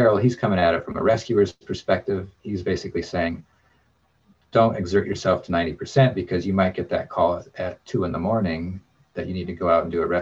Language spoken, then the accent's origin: English; Alaska, United States; growing up in Alaska